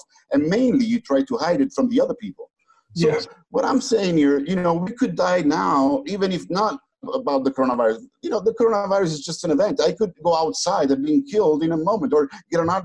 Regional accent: Naples, Campania, Italy; also born or lived in United States; I'm from Naples, you know, I was born in Naples

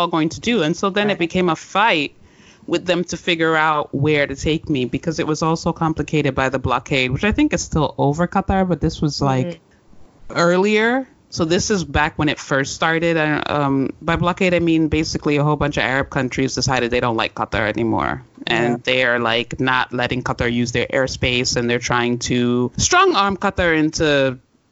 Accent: Sierra Leone; now in United States; as someone who comes from a country that had an epidemic and who, even though I have a U.S. passport, place of birth was Sierra Leone

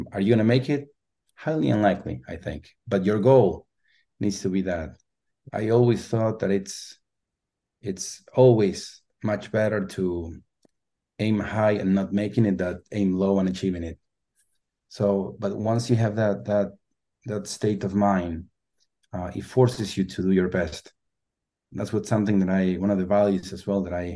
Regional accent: Argentina; English is a second language; moved away as an adult; also born or lived in Los Angeles; now in San Francisco, United States; I'm originally from Argentina. I live in San Francisco

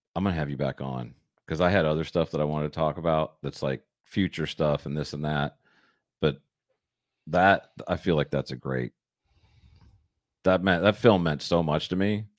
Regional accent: Michigan, United States; I grew up in Michigan. I grew up skating on frozen ponds

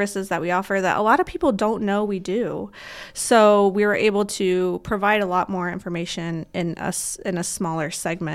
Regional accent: Parker City, Indiana, United States; I am originally from Parker City, Indiana

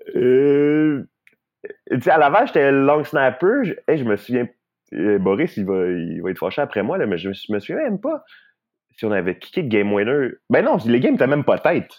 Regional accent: Laval, Quebec, Canada; also born or lived in Kent; je viens de Montréal, Laval

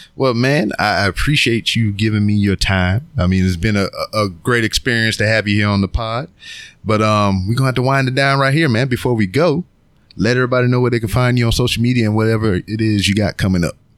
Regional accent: Lake Charles, Louisiana, United States; now in Houston, United States; my hometown of Lake Charles, Louisiana

